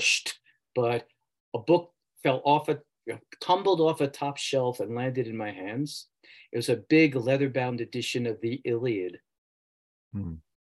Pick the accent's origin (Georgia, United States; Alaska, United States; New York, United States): New York, United States; New York City; I grew up in New York City